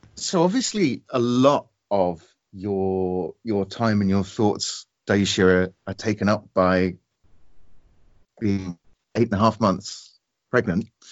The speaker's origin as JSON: {"language": "English", "country": "United Kingdom", "said": "I'm I'm one Brit"}